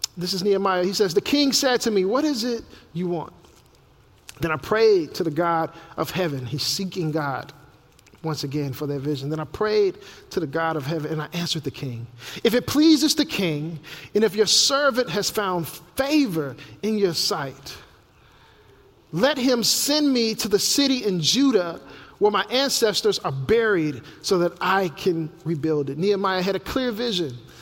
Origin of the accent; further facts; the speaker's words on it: Memphis, Tennessee, United States; my hometown of Memphis, Tennessee